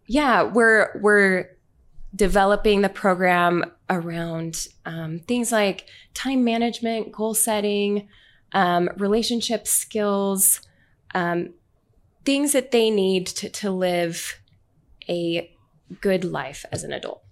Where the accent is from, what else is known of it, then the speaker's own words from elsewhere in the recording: Orem, Utah, United States; I'm from Utah.